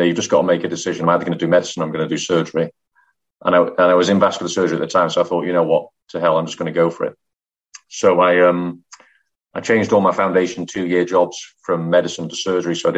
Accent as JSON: {"language": "English", "town": "Manchester", "region": "North West England", "country": "United Kingdom", "also_born_or_lived": "London / Middlesbrough / Leeds", "moved": "as an adult", "said": "I'm from Manchester."}